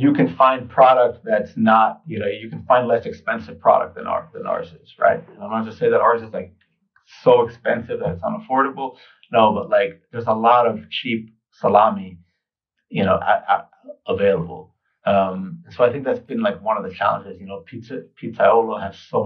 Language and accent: English; New York City, New York, United States; kid growing up in New York, I was eating pizza practically every day